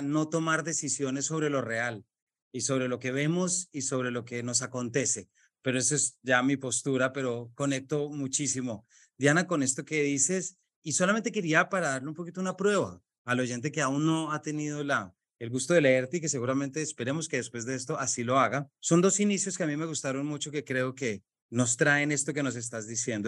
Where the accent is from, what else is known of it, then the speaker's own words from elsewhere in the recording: Colombia; colombiano, padre de tres